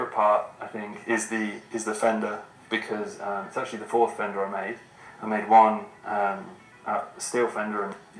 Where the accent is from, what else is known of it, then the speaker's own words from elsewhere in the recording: Northampton, East Midlands, United Kingdom; I'm from Northampton, UK, and I'm a filmmaker.